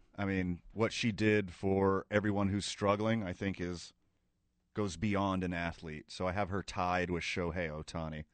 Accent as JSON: {"language": "English", "region": "the South", "country": "United States", "moved": "yes", "said": "I'm from the South"}